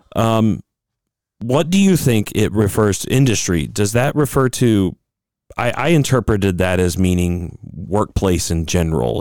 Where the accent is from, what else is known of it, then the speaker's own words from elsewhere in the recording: United States; as American Christians